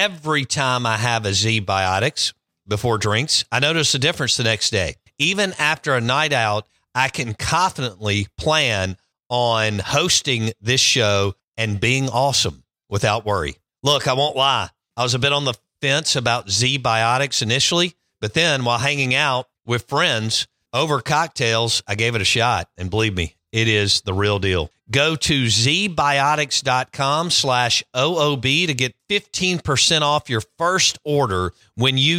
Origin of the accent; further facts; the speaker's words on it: Jackson, Mississippi, United States; I grew up in Northeast Jackson